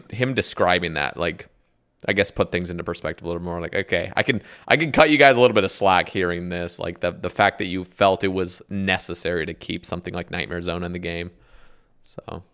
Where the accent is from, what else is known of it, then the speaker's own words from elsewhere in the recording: Oregon, United States; moved away; also born or lived in Alabama; we're from Oregon, you know, we just have, like, the boring accent